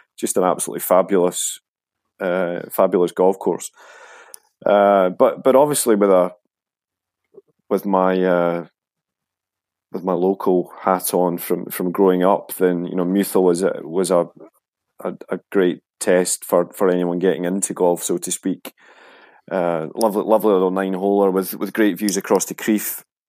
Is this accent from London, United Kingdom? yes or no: no; Braco, Scotland, United Kingdom; growing up in Braco